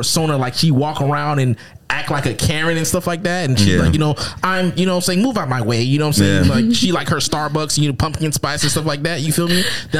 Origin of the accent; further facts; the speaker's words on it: Minnesota, United States; if I grew up in Minnesota, my nigga, there's only two black people here. Me and my sister.